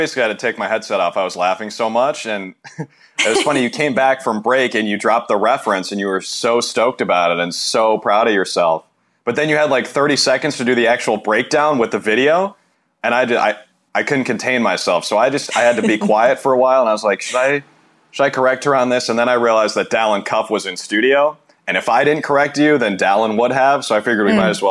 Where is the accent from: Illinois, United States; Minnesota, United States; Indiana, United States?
Minnesota, United States; I'm from Minnesota, so I have to rep